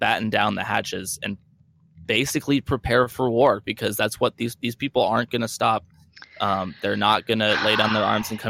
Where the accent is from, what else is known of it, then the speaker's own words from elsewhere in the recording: Stanwood, Washington, United States; I grew up in Stanwood for most of my life